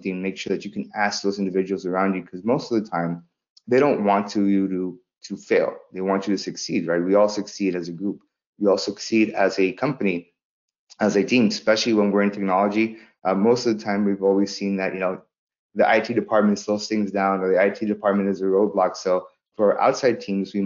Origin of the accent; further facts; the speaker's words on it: Los Angeles, California, United States; also born or lived in El Salvador; Growing up in South Central Los Angeles